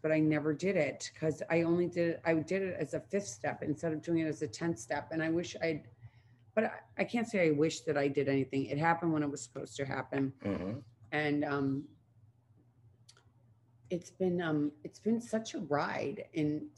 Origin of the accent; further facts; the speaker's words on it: Midwest, United States; growing up in the Midwest